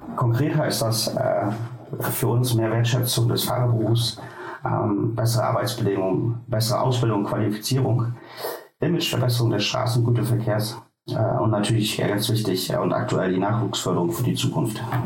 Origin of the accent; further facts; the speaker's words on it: Oldenburger Münsterland, Lower Saxony, Germany; Wir kommen aus dem Oldenburger Münsterland.